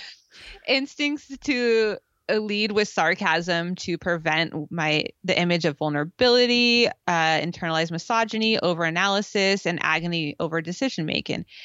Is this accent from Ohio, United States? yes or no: no; California, United States; growing up in California